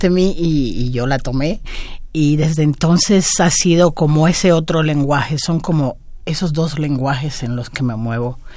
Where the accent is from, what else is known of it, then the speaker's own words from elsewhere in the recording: Cuba; now in Mexico; Cuando yo mm, salí de Cuba y vine a vivir a México, dejaba atrás una realidad que era lo que había vivido hasta entonces